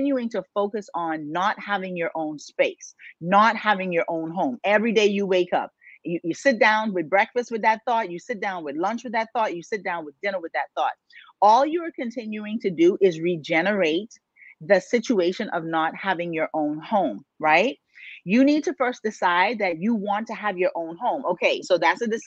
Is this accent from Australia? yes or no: no; Bahamas; I'm from the islands. I was born and raised in the Bahamas, y'all. And so, you know, I grew up in the ocean